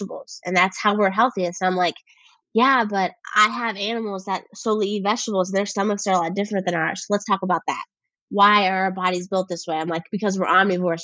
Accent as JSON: {"language": "English", "region": "Kentucky", "country": "United States", "said": "I am from Kentucky. Like, I have a very, like, I have an accent a lot of the times."}